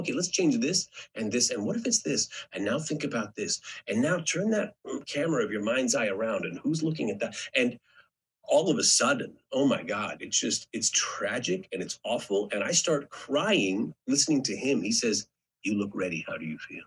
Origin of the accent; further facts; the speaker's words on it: Edmonton, Alberta, Canada; moved away as an adult; also born or lived in New York; I was from Edmonton, Alberta